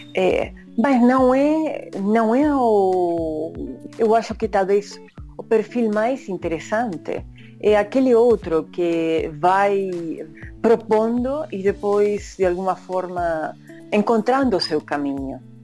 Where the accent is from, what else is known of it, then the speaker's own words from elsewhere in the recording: Bahía Blanca, Buenos Aires Province, Argentina; Portuguese is a second language; moved away as an adult; also born or lived in Rio de Janeiro, Brazil / New York, United States; now in Brazil; eu sou de Bahia Blanca